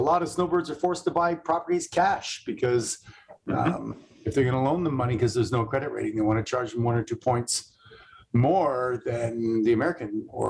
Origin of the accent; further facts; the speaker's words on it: Canada; now in United States; I'm a Canadian living in America